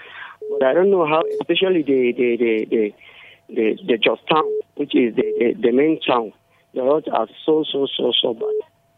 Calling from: Nigeria; I'm calling from Hungarobu.

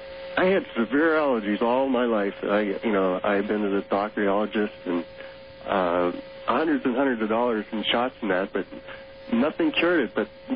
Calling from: Ohio, United States

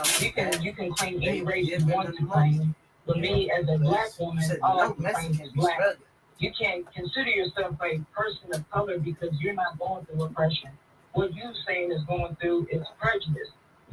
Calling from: Augusta, Georgia, United States; from Augusta, Georgia.

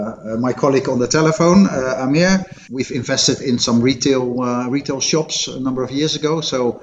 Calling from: Ibiza, Balearic Islands, Spain; I am calling in from cloudy Ibiza.

